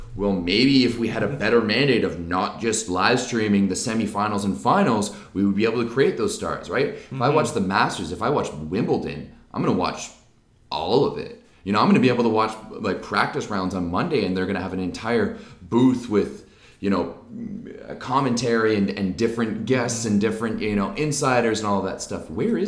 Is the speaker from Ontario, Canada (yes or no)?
yes; Ottawa, Ontario, Canada; I'm from Ottawa. {S0} Yes. {S1} This is the town I grew up in.